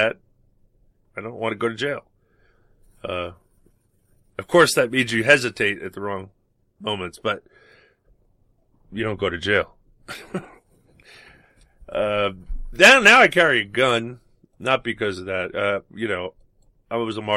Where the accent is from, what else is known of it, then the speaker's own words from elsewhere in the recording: New York City, New York, United States; growing up in New York